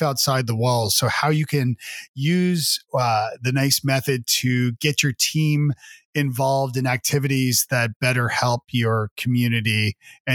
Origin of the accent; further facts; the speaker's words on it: Toronto, Ontario, Canada; moved away as an adult; now in Nashville, United States; Well, I am originally from Canada. I'm from Toronto, and I've been living in Nashville, Tennessee for about 15 years with my family.